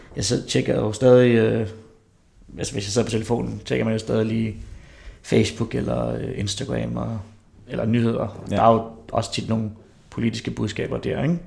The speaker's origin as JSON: {"language": "Danish", "town": "Herlev", "region": "Capital Region of Denmark", "country": "Denmark", "tie": "born or raised there", "said": "jeg er opvokset i Herlev, så jeg har også stadig nogle af de der gamle Herlev-drenge"}